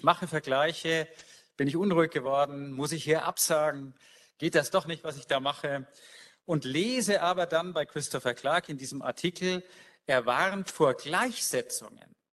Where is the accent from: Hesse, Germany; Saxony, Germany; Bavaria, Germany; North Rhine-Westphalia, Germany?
Bavaria, Germany; Nuremberg; born there; Ich habe vor kurzem in einer ähnlichen Mission meine Geburtsstadt Nürnberg aufgesucht.